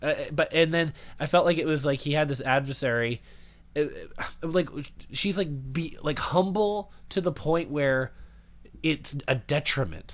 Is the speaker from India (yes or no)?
no; Canada; I talk weird. It's 'cause I'm from Canada.